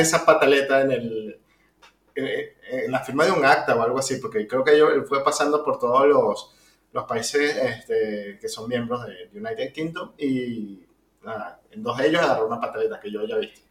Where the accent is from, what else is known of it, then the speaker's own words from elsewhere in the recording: Venezuela; Nosotros somos venezolanos